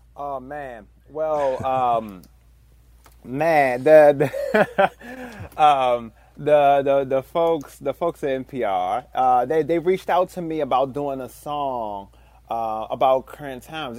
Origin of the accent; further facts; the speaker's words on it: Washington, District of Columbia, United States; Growing up in Washington, D C